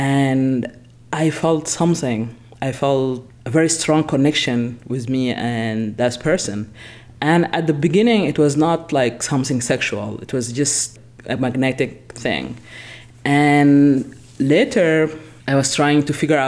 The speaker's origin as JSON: {"language": "English", "country": "Sudan", "tie": "born or raised there", "moved": "yes", "said": "I'm originally from Sudan, I've been born and raised there"}